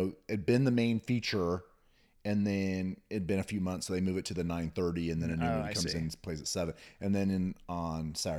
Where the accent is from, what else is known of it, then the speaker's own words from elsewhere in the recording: Newton, United States; I did see a lot of movies by myself because I grew up in Newton.